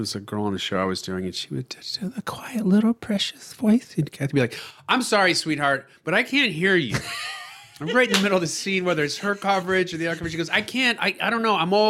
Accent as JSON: {"language": "English", "town": "Ogdensburg", "region": "New York", "country": "United States", "tie": "born or raised there", "moved": "yes", "lives_now": "Los Angeles, United States", "said": "Small town. Upstate New York on the Canadian border. It's called Ogdensburg."}